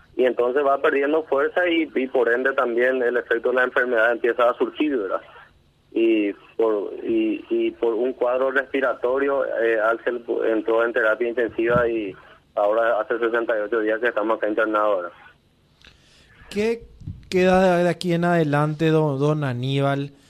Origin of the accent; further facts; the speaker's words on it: Coronel Oviedo, Caaguazú, Paraguay; somos de Coronel Oviedo